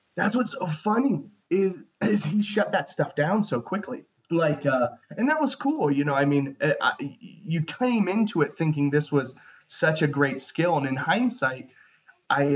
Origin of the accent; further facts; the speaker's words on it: Ohio, United States; moved away as an adult; also born or lived in Chicago; I'm originally from Ohio